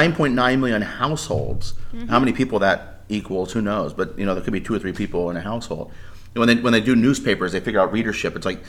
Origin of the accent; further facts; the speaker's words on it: Gaithersburg, Maryland, United States; my hometown in Gaithersburg and Germantown in Rockville.